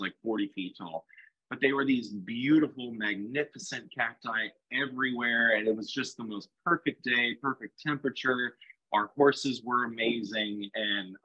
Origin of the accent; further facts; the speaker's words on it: Stockton, California, United States; moved away as an adult; also born or lived in Lodi, California / Fresno, California / Orlando, Florida; born and raised in Stockton, California.